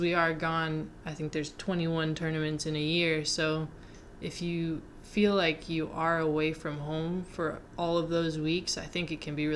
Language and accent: English; Maryland, United States; moved away as an adult; now in Chapel Hill, United States; I grew up in Maryland, but I don't think I would consider that home, because now I live in North Carolina